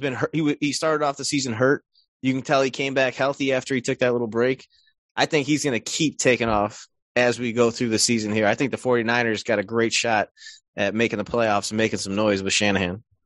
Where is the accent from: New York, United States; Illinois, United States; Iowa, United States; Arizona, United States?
Illinois, United States; we're all from Illinois